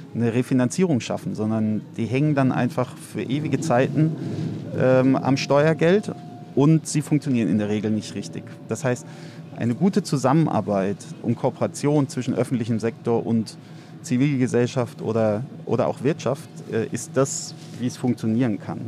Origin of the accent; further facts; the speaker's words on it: Heidelberg, Baden-Württemberg, Germany; moved away as an adult; also born or lived in Cape Town; now in Berlin, Germany; in Heidelberg, wo ich aufgewachsen bin